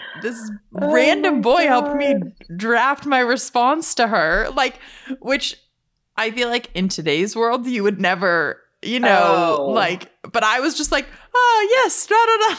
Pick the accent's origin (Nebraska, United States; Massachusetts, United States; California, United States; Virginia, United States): Massachusetts, United States; Boston; I think just growing up in Boston